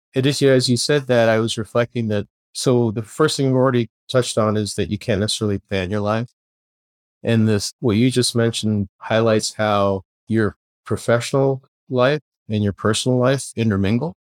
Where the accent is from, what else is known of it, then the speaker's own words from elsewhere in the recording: Kingston, Ontario, Canada; moved away as an adult; also born or lived in Belfast, Northern Ireland; now in San Diego, United States; we moved across the pond, as they say, to Canada and found ourselves living in Kingston, Ontario, Canada, and lived there for my, the rest of my schooling